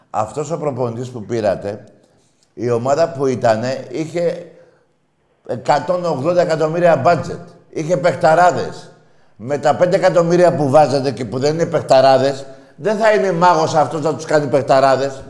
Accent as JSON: {"language": "Greek", "country": "Greece", "said": "ε, είμαστε Έλληνες. Να διαφωνούμε όπως διαφωνούμε εδώ."}